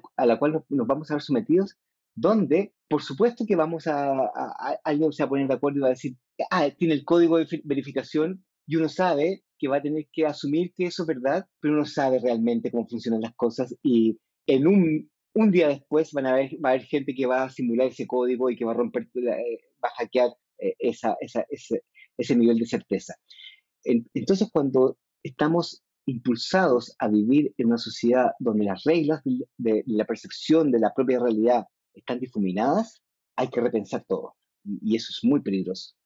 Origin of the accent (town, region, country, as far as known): Chile